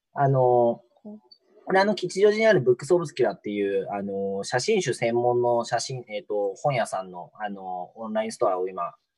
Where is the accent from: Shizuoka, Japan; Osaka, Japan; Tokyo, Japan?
Shizuoka, Japan; moved away as an adult; also born or lived in Ibaraki; now in Matsumoto, Japan; 僕、なので静岡で生まれ育って、大学が茨城県で、うん、で、その後就職の関係で松本に来てるんで